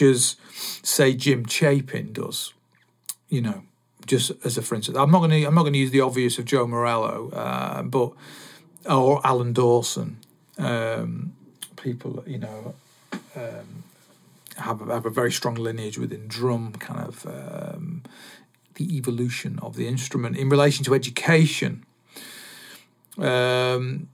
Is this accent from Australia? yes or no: no; Salford, North West England, United Kingdom; I was born in Salford